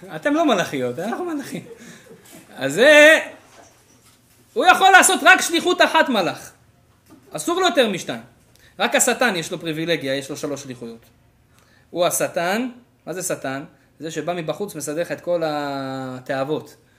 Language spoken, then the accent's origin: Hebrew; Israel; moved away as an adult; now in Canada; אני בתור ישראלי ספונטני כזה באתי לפה